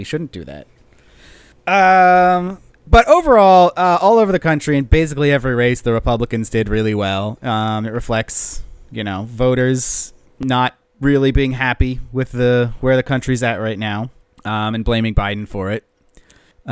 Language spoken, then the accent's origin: English; New Jersey, United States; in New Jersey, which is my home state